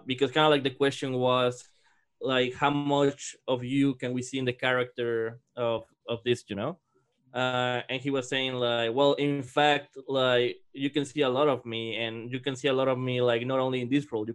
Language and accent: English; Mexico; moved away; growing up in Mexico